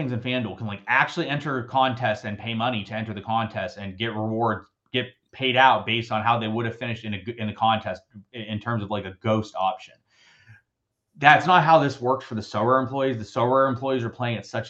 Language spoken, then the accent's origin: English; United States; I'm obviously an American